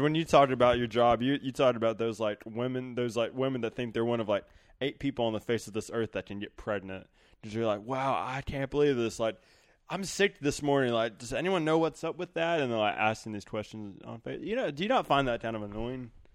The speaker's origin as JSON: {"language": "English", "region": "the South", "country": "United States", "tie": "born or raised there", "said": "growing up in the South."}